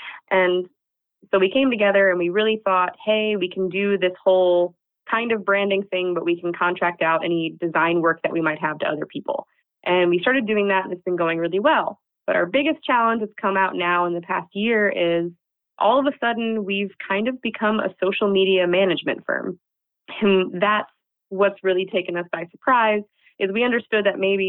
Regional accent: United States; moved away as an adult; now in Netherlands; We're both American expats living in the Netherlands

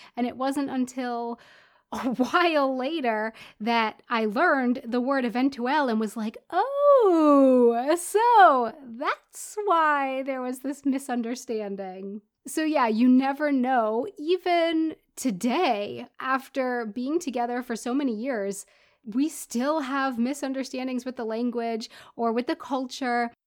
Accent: United States; first language English; moved away as an adult; also born or lived in South Florida / Prague, Czech Republic; now in Munich, Germany; I'm an American who lives in Munich, Germany

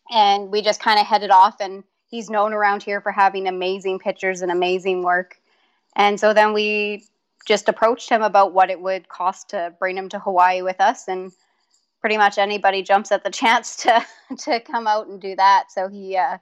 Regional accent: Manitoba, Canada; we're from Manitoba, Canada, so it's can be cold here in the wintertime

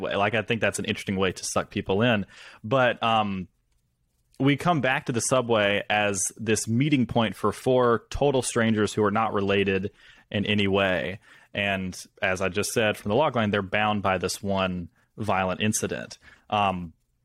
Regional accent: Senatobia, Mississippi, United States; also born or lived in New York; I am from Mississippi. I'm in my hometown right now

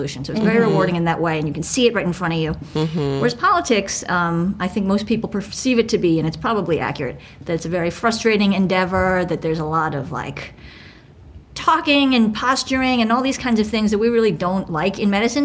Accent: New York City, New York, United States; I grew up in Manhattan in New York City

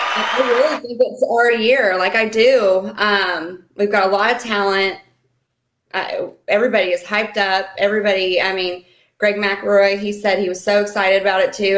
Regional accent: right outside of Lawrence, Kansas, United States; also born or lived in Tennessee; now in Florida, United States; I lived in Tennessee also, so, but I'm originally from Kansas, but I lived in Tennessee as well growing up.

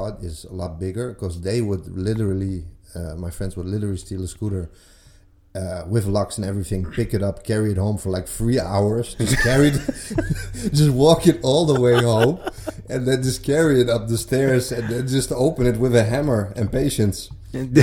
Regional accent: Amsterdam, North Holland, Netherlands; I moved around, but always in Amsterdam. So I was born in the Old South

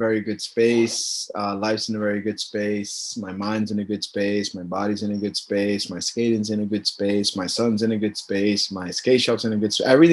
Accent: Lowell, Massachusetts, United States; also born or lived in Puerto Rico; I was born in Puerto Rico, but raised in Lowell, Mass

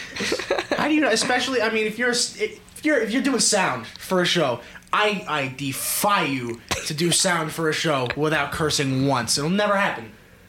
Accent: Cornwall, New York, United States; Yeah, that's hilarious. I'm from Cornwall, New York.

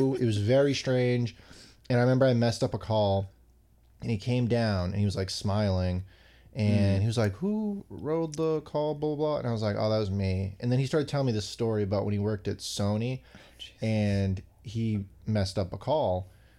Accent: Somerville, Massachusetts, United States; born or raised there

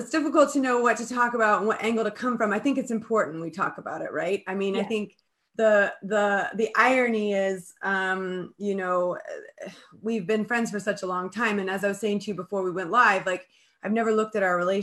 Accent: Colorado, United States; moved away; I grew up in Colorado.

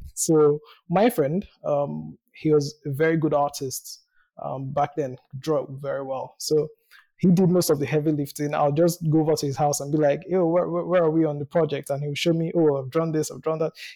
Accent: Nigeria; I was born in Nigeria. I live in Nigeria.

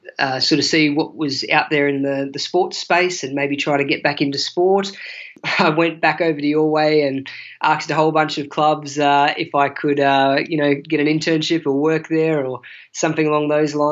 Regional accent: Australia; also born or lived in Mildenhall, Suffolk / South London; as an Aussie, as a white Australian

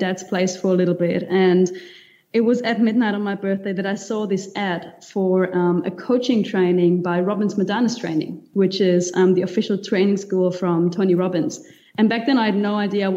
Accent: Germany; moved away as an adult; also born or lived in Cuba / Spain / New Zealand; now in Mauritius; I grew up in Germany originally

